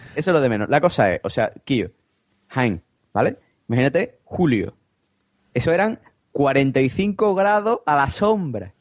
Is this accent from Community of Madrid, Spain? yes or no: no; Vejer de la Frontera, Andalusia, Spain; also born or lived in United Kingdom; de Cádiz ah pero de Cádiz sí sí de un pueblo que se llama Vejer de la Frontera